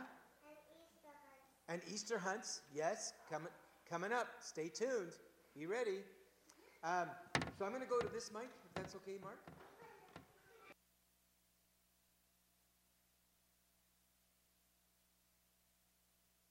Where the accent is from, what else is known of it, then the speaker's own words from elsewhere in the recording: Canada; as a Canadian Christian